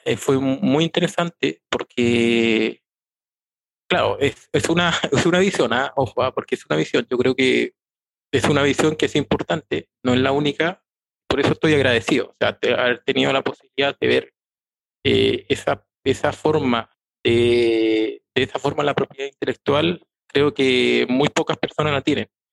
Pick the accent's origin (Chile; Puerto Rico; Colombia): Chile; Ya soy chileno, tengo 46 años